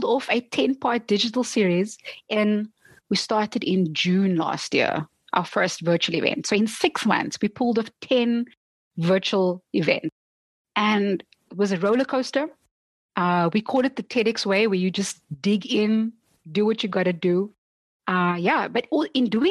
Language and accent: English; South Africa; as a South African, you know, also growing up in a time where people look to South Africa